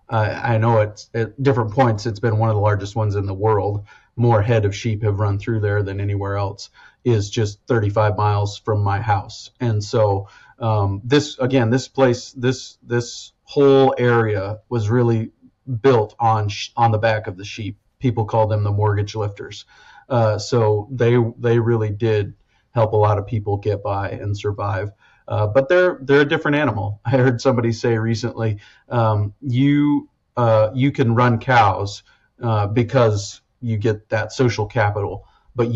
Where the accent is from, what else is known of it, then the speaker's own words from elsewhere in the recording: Western South Dakota, United States; I grew up in Western South Dakota, 15 inches of rain a year.